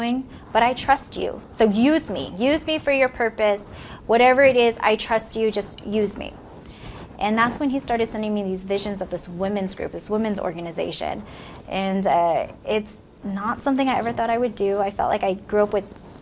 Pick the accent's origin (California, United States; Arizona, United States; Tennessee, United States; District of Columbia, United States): California, United States; San Francisco Bay Area; moved away as an adult; I'm from the San Francisco Bay Area, from a little town about 50 miles, I guess, east of San Francisco. I actually lived in the Bay Area pretty much all my life, except for the last few years.